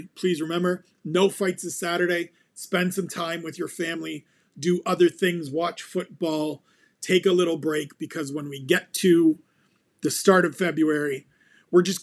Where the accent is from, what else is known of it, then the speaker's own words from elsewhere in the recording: Ontario, Canada; I was born in the same region that Jazz DeVicious calls home